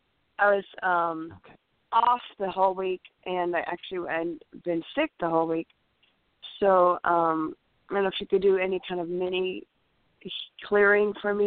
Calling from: California, United States; from California.

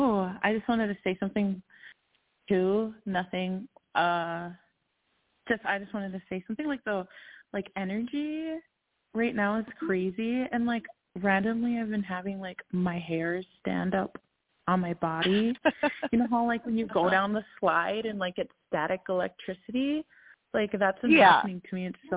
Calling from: Minnesota, United States; I'm calling from Minnesota, too.

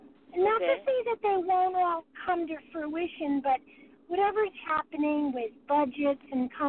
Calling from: California, United States; From California.

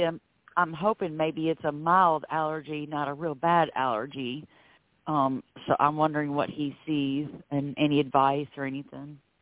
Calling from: Florida, United States; I'm calling from Florida

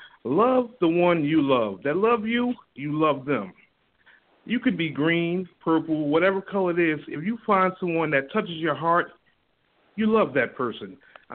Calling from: Newark, New Jersey, United States; I'm calling from Newark, New Jersey.

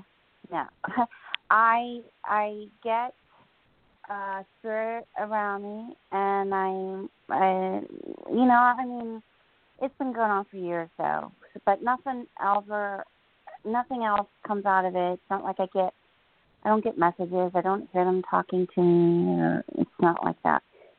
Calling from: New Jersey, United States; Hi, Jorianne … I'm in New Jersey.

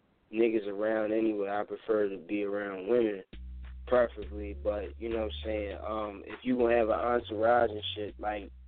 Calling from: Philadelphia, Pennsylvania, United States; I'm calling from Philly or whatever. I moved out of South Philly, so now I'm up Upper Darby

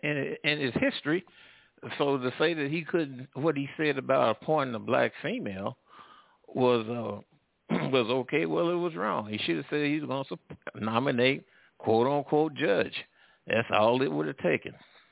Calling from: United States; I'm calling from the Midwest and the South.

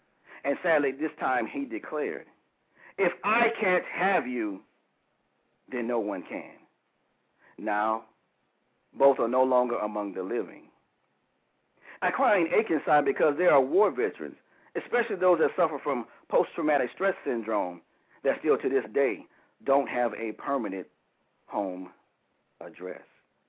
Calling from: Huntersville, North Carolina, United States; Calling from Huntersville, North Carolina.

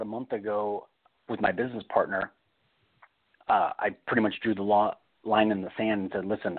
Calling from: California, United States; in California.

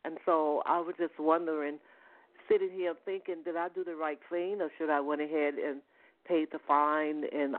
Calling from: Atlanta, Georgia, United States; I'm calling from Georgia, the Atlanta, Georgia area.

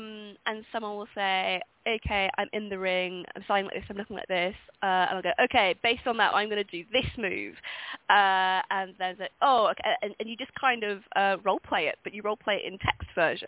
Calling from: London, United Kingdom; I'm in London.

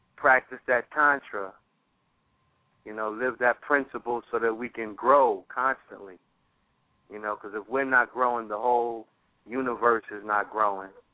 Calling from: Fort Lauderdale, Florida, United States; I'm calling from Fort Lauderdale

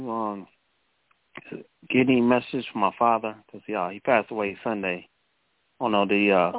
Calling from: Cleveland, Ohio, United States; calling from Cleveland, Ohio.

